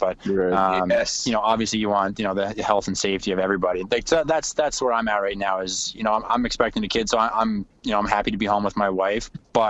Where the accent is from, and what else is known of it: Cape Breton Island, Nova Scotia, Canada; born or raised there; now in Winnipeg, Canada